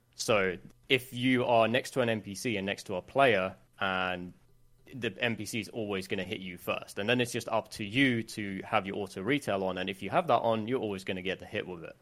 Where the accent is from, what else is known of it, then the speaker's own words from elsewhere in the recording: Sweden; English is a second language; a lot of people think I'm English when I'm not. So, I, I'm Swedish